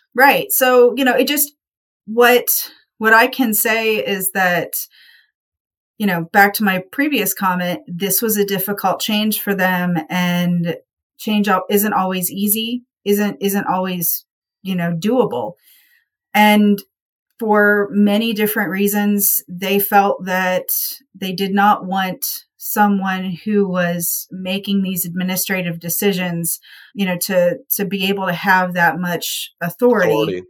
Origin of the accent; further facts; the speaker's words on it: Appalachian foothills, United States; moved away as an adult; also born or lived in Miami County; we're from the Appalachian foothills, hilly area